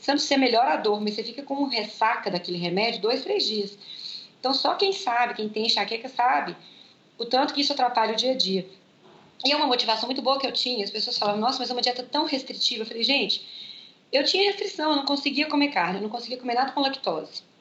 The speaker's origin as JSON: {"language": "Portuguese", "country": "Germany", "said": "claro que eu sinto, eu sou alemã"}